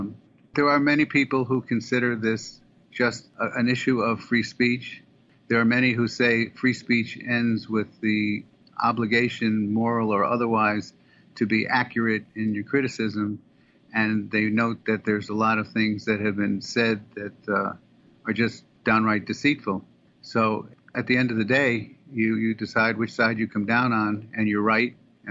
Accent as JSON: {"language": "English", "country": "United States", "said": "So because we're American and we're journalistic and we have the ability to go places that Israeli citizens can't and Israeli journalists can't"}